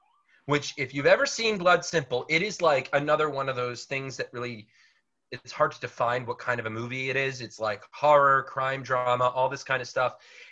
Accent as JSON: {"language": "English", "country": "United States"}